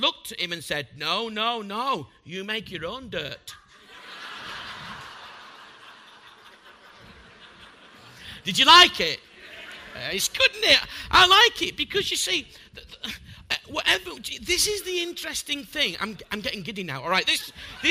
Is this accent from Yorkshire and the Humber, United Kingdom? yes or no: yes; Bradford, Yorkshire and the Humber, United Kingdom; I'm a butcher from Bradford